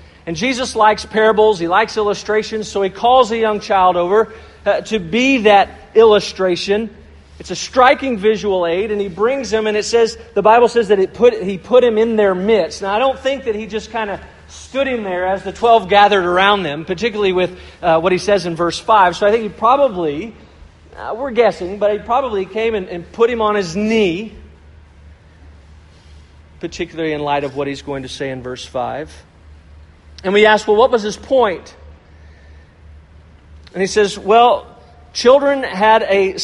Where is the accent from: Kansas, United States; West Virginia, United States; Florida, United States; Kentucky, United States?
Kentucky, United States; Louisville; I grew up in Louisville, Kentucky